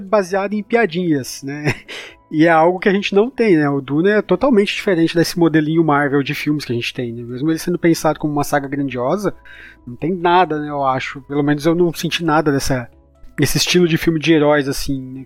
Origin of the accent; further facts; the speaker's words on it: Brazil; como bom brasileiro